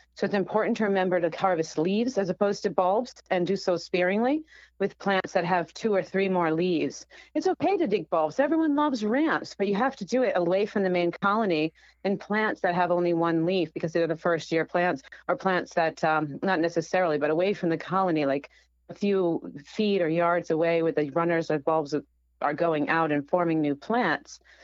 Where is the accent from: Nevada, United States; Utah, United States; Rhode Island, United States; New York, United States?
Rhode Island, United States; my home state of Rhode Island